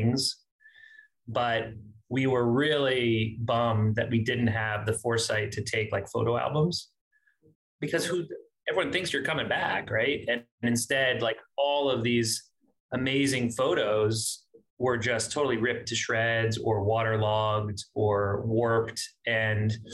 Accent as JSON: {"language": "English", "town": "Miami", "region": "Florida", "country": "United States", "tie": "born or raised there", "also_born_or_lived": "Boca Raton, Florida", "moved": "as an adult", "lives_now": "New York, United States", "said": "I grew up in South Florida. Miami was home. I grew up there as a kid until Hurricane Andrew"}